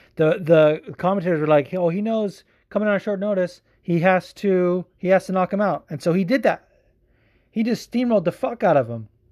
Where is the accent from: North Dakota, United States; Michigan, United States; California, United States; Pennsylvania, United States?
California, United States; now in New Jersey, United States; I'm from California. But I live in New Jersey and I gotta rep where I'm from